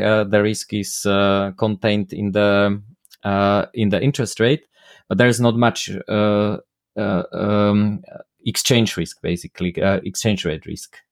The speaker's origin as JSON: {"language": "English", "country": "Slovakia", "first_language": "Slovak", "second_language": "English", "said": "my native language slovak"}